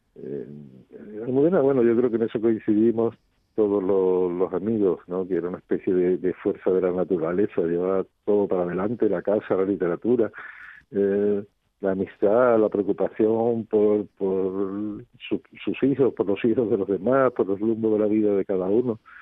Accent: Rota, Andalusia, Spain; ellos eligieran mi pueblo como, como segunda casa

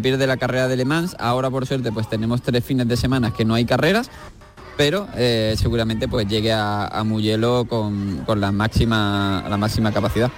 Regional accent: Andalusia, Spain; como españoles y andaluces

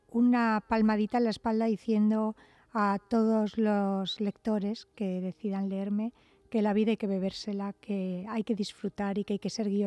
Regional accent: Almería, Andalusia, Spain; yo soy andaluza por los cuatro estados. o sea, yo soy hija de funcionarios

